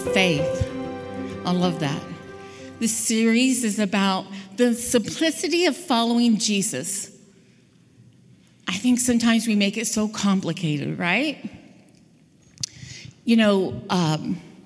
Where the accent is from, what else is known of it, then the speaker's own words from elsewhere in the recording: Southern California, United States; I grew up in Southern California